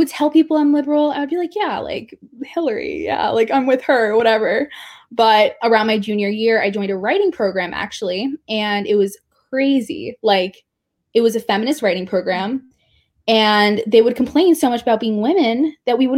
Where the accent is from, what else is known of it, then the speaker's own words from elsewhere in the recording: New York City, New York, United States; I am from New York City, so I'm from a very not conservative area